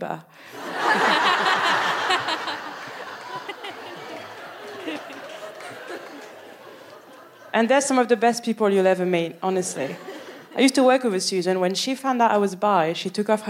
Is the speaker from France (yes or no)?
yes; Paris, Île-de-France, France; moved away as an adult; now in Birmingham, United Kingdom; I'm from Paris.